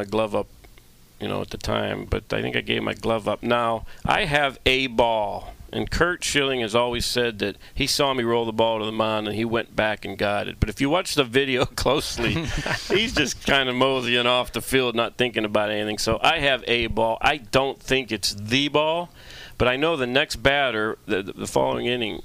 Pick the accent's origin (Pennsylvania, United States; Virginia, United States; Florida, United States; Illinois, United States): Pennsylvania, United States; Pittsburgh; I'm from Pittsburgh.